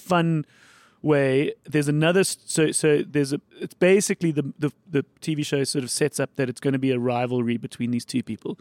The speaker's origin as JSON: {"language": "English", "town": "Johannesburg", "region": "Gauteng", "country": "South Africa", "tie": "born or raised there", "said": "So I grew up in Bryanston"}